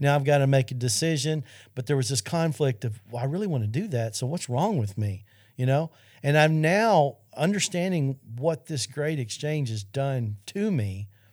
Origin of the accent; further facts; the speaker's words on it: Arkansas, United States; Central High School in Arkansas, which happens to be my home state